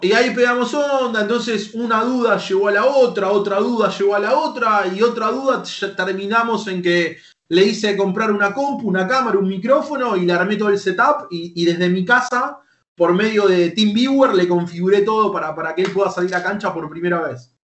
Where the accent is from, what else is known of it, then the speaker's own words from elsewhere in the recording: Lanús, Buenos Aires Province, Argentina; Soy de Lanús, vivo en Lanús. Ah, vivo en Lanús, nací en Lanús